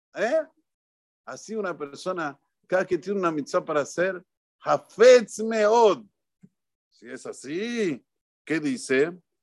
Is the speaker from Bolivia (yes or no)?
no; Argentina; los argentinos tenemos una tonada que hablamos cantando